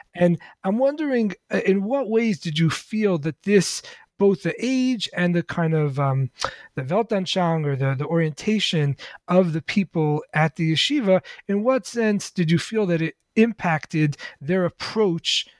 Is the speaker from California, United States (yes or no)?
no; New York City, New York, United States; I grew up in the Lubavitch Hasidic community uh-huh. in in Crown Heights, Brooklyn